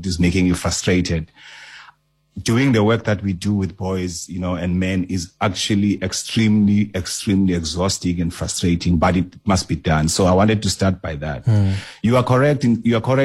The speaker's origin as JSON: {"language": "English", "town": "Mdantsane", "region": "Eastern Cape", "country": "South Africa", "tie": "born or raised there", "said": "I grew up in Mdanzane Township"}